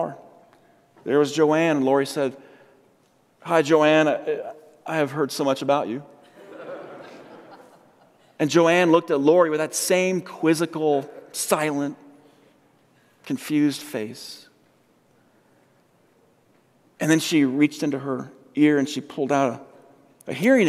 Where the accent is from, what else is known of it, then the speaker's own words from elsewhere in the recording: Colorado, United States; also born or lived in San Diego; I'm from Colorado. I came from San Diego